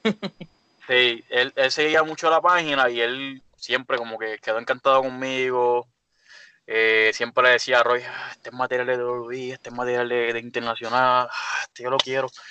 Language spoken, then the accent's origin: Spanish; Caguas, Puerto Rico; yo soy de Cagua también